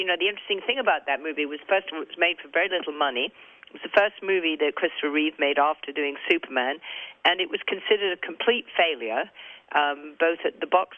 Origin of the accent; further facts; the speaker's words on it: England, United Kingdom; accent: English; my English accent